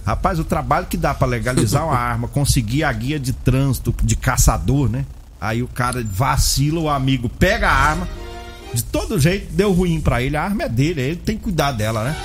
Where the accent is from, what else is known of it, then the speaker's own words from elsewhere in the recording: Rio Verde, Goiás, Brazil; moved away; also born or lived in Goiânia; eu nasci no Rio Verde